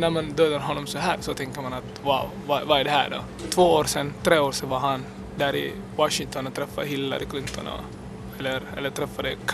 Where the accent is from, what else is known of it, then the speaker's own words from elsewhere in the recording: Finland; jag har passen och jag är finländare